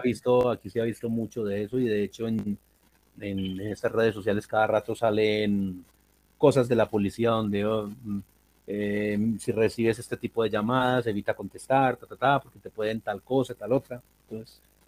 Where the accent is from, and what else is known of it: Colombia